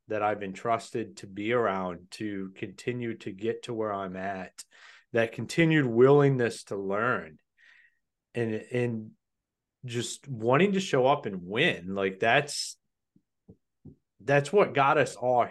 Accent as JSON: {"language": "English", "region": "Ohio", "country": "United States", "said": "I'm from Ohio"}